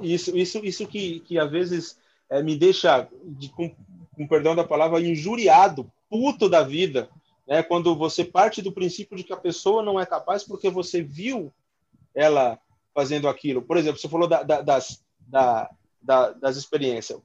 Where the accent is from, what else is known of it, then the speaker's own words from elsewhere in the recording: São Paulo, Brazil; a gente nasceu na Vila Maria, periferia